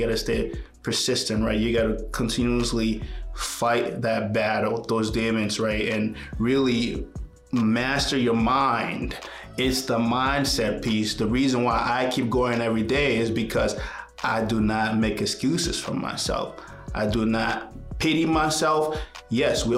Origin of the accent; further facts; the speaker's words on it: Liberia; now in United States; I was born in Liberia. It's a tiny little country in West Africa. And Liberia experienced a civil war for about 20 years, just about as long as I lived there.